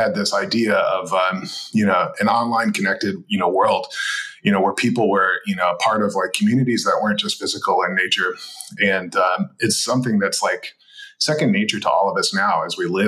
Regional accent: Detroit, Michigan, United States; moved away as an adult; also born or lived in Silicon Valley, California; I was born originally in the Detroit area in Michigan, and I felt the calling to go out west, as many young men did in the 90s, and moved out to Silicon Valley

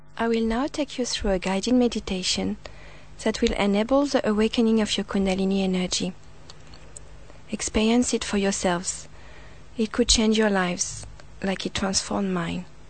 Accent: France; now in Sydney, Australia; I was born in France

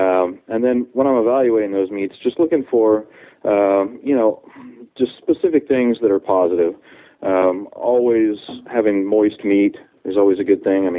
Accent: Ohio, United States; moved away as an adult; also born or lived in New Orleans, Louisiana; now in Texas, United States; I'm originally from Ohio, and I went to college in New Orleans at Tulane.

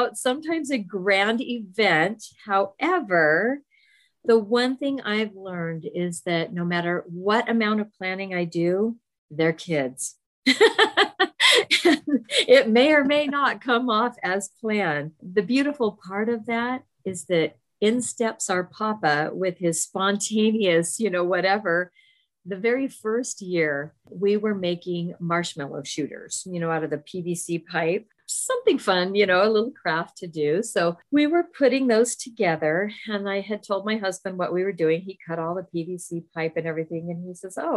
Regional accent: Southern California, United States; we both grew up in Southern California

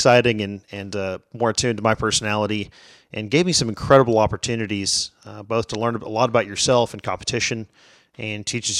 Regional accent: McAllen, Texas, United States; now in Fort Worth, United States; From McAllen, Texas.

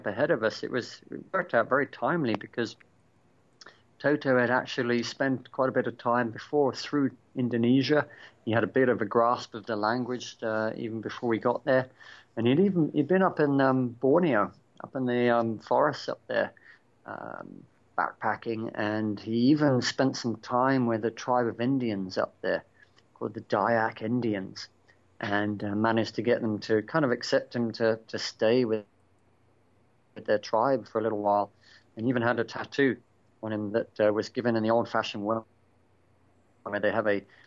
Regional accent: Australia; moved away; I was born in Australia myself, so I've got dual nationality, a British and an Australian passport

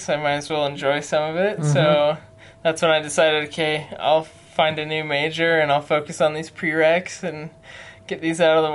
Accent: Salt Lake City, Utah, United States; I grew up in Salt Lake

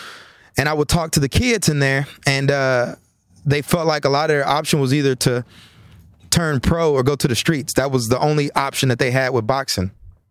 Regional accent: College Station, Texas, United States; You know, I grew up in College Station, Texas. Was raised by my mom … So I grew up in a single parent home.

